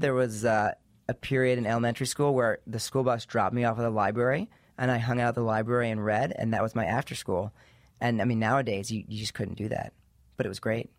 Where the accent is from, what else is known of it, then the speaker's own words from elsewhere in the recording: East Coast, United States; I grew up in the East Coast